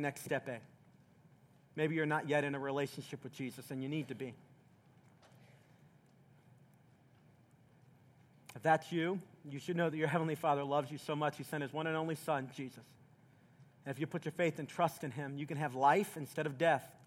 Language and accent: English; Southeast Tennessee, United States; when I was a little boy in the South, I grew up in Southeast Tennessee